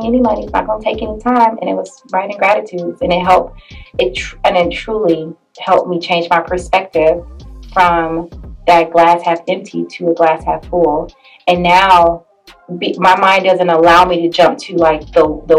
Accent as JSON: {"language": "English", "town": "Detroit", "region": "Michigan", "country": "United States", "also_born_or_lived": "Norfolk, Virginia", "moved": "as an adult", "lives_now": "San Diego, United States", "said": "I'm originally from Detroit, Michigan. I moved here to San Diego in 2017 after I graduated from grad school."}